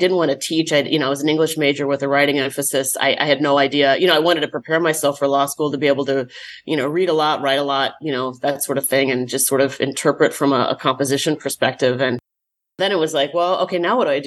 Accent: Silicon Valley, California, United States; now in Las Vegas, United States; I grew up in Silicon Valley

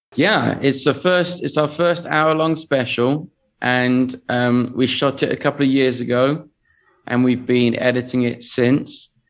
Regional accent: England, United Kingdom; accent: English; moved away as an adult; now in Las Vegas, United States; I come from England

